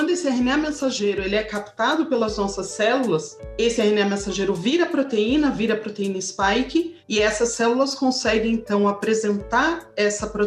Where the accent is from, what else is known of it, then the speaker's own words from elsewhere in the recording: Brazil; Eu tô falando agora como brasileira, como mulher, mulher negra que acredite na vacina.